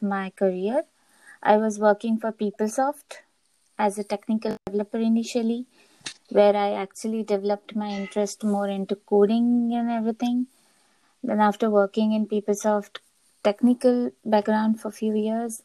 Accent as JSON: {"language": "English", "country": "India", "moved": "as an adult", "lives_now": "Copenhagen, Denmark", "said": "I'm originally from India."}